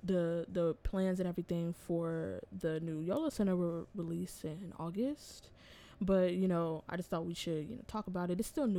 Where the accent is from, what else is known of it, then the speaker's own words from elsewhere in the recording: Inglewood, California, United States; I'm also born and raised in Inglewood.